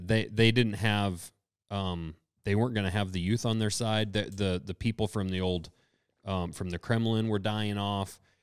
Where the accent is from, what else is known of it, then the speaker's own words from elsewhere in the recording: United States; we're from America